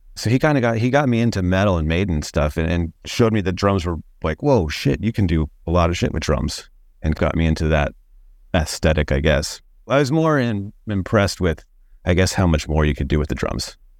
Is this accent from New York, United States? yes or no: no; Long Beach, California, United States; also born or lived in Orange County, California / Santa Cruz, California / San Francisco, California; I grew up in Long Beach, California, actually.